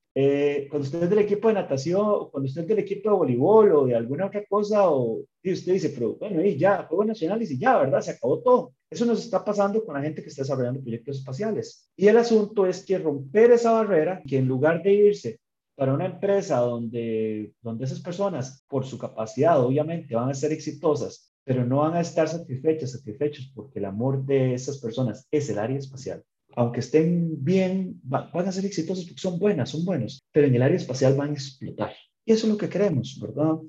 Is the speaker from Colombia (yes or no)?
no; Costa Rica; para nosotros como costarricenses